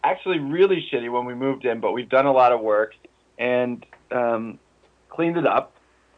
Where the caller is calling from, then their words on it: northern Patagonia, Chile; Well, I'm calling from Punta Lafu, Chile, which is in northern Patagonia.